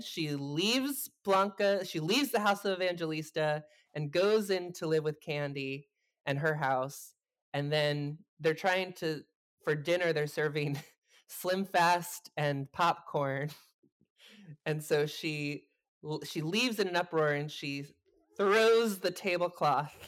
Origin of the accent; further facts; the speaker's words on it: New Jersey, United States; I'm from New Jersey